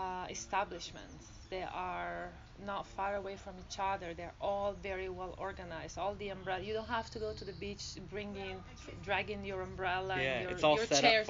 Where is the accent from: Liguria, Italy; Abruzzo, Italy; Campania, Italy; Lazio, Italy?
Abruzzo, Italy; Pescara; English is a second language; moved away as an adult; now in United States; I grew up in Italy.